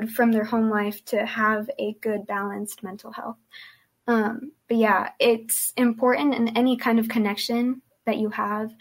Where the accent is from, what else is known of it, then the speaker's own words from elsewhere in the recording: Hesperia, California, United States; first language Spanish; English is a second language; I'm from Hesperia, California